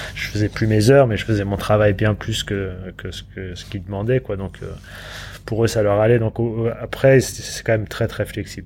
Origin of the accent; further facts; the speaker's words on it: France; moved away as an adult; also born or lived in London, United Kingdom / Los Angeles, United States / Montpellier, France; moi en tant que français, j'étais qu'avec des français pendant 15 ans